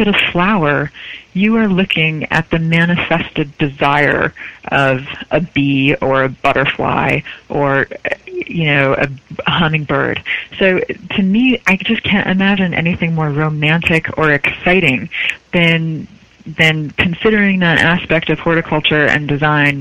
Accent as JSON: {"language": "English", "region": "Connecticut", "country": "United States", "also_born_or_lived": "British Columbia", "moved": "yes", "lives_now": "New York, United States", "said": "I'm from Connecticut"}